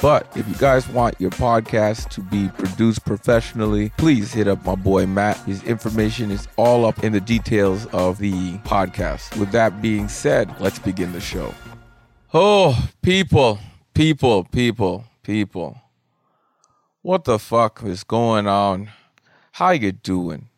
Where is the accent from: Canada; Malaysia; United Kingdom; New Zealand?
Canada; I am Canadian